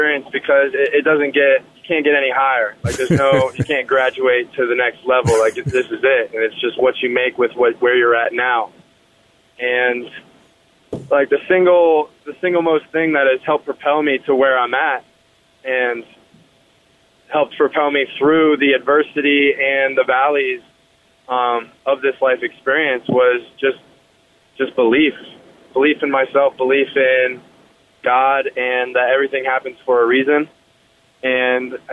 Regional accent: Colorado Springs, Colorado, United States; I grew up in Colorado Springs, up north

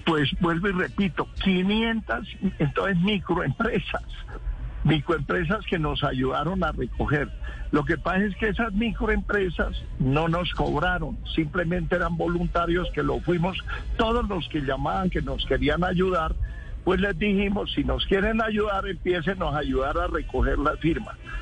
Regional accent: Colombia; Yo soy es colombiano

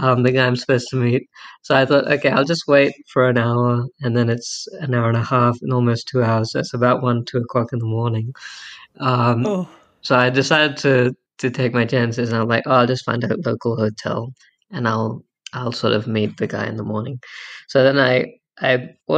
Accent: Brisbane, Queensland, Australia; also born or lived in India; I'm originally from India myself, but I've been born and raised in Brisbane, lived most of my life here in Australia.

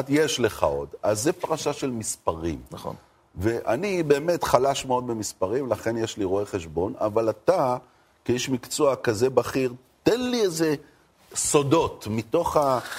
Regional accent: Jerusalem, Jerusalem District, Israel; העיר ירושלים, שאני נולדתי בה וגדלתי בה

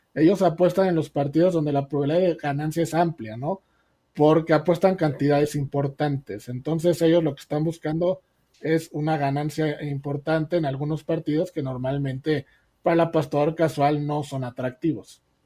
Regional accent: Mexico; Como mexicanos

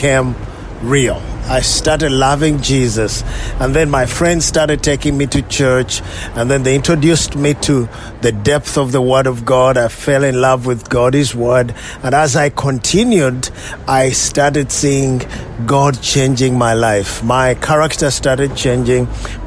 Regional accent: Uganda; I was born in Uganda, mm-hmm. Just 40 miles outside the city of Kampala.

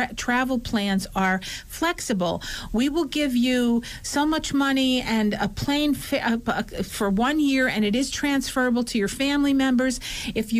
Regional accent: Scranton, Pennsylvania, United States; we're from Scranton

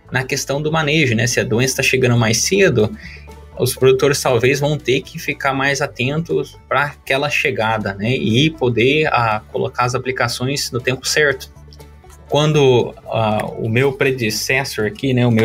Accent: Minas Gerais, Brazil; Eu sou mineiro, né? Eu tava pronto para falar queijo, mas eu diria que é o pão de queijo.

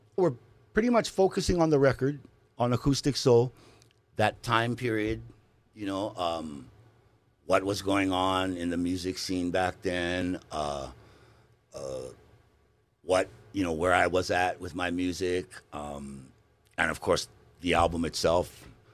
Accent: Hawaii, United States; moved away as an adult

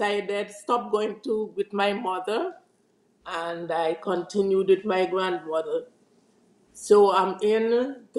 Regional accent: Liberta, Saint Paul, Antigua & Barbuda; I was born on the beautiful island of Antigua in the parish of St. Paul's with the name Liberta, the largest village in Antigua.

